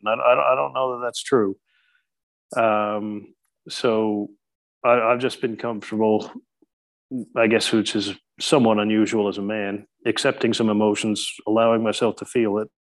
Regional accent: Newfoundland and Labrador, Canada; now in Christchurch, New Zealand; the Humber River, which flows into my hometown uh, from a little bit further inland in Newfoundland

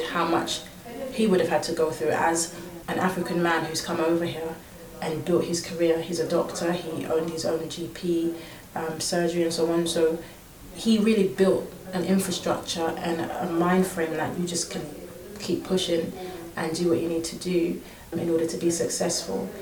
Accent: London, United Kingdom; I was born and raised here in London, more specifically in Surrey, Mitcham

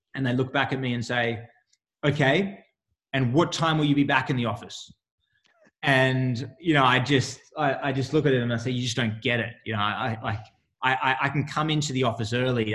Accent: Australia; moved away as an adult; also born or lived in United States; now in Sydney, Australia; an Australian athlete

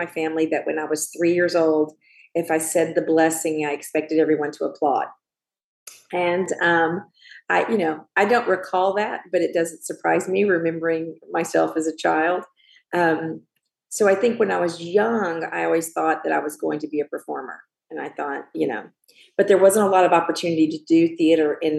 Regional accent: Morrow, Georgia, United States; moved away; also born or lived in Kentucky; I grew up in Georgia, and I went to Morrow High School

